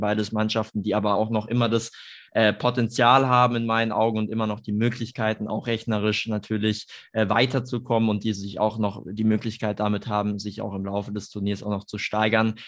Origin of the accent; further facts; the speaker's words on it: Germany; wir uns als Deutsche